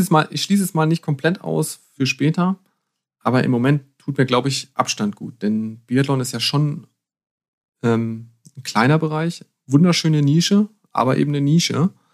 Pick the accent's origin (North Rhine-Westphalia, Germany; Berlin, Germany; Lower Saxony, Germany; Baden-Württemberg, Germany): Lower Saxony, Germany; Harz; now in Bavaria, Germany; ich bin im Harz aufgewachsen